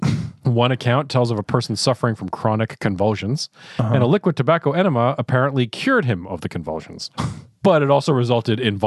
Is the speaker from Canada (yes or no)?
yes; Ottawa, Ontario, Canada; our hometown of Ottawa.